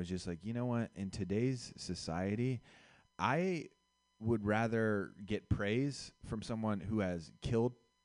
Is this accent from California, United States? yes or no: yes; Los Gatos, California, United States; I grew up in Los Gatos